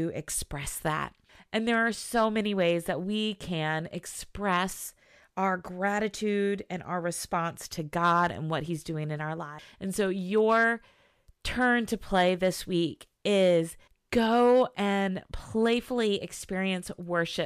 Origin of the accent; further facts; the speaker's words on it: Southern Virginia, United States; moved away; I grew up in Southern Virginia